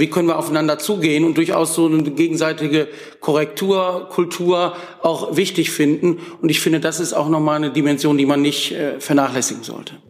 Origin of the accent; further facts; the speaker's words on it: Wuppertal, North Rhine-Westphalia, Germany; ich komme aus Wuppertal, der Stadt von Peter Hinze